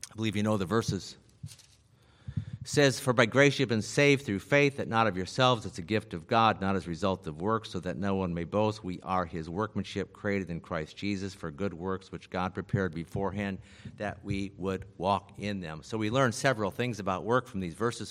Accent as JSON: {"language": "English", "region": "Iowa", "country": "United States", "tie": "born or raised there", "also_born_or_lived": "Las Vegas, Nevada", "said": "my father died when I was seven and we moved to Iowa from Vegas"}